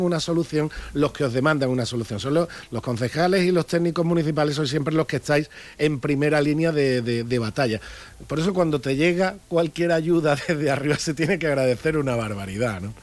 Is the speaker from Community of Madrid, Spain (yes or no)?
no; Andalusia, Spain; somos andaluces